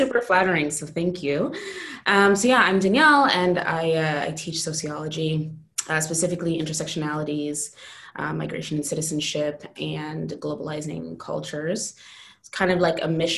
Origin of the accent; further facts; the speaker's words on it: Jamaican heritage, New York, United States; moved away as an adult; I'm Jamaican, grew up in largely American Black community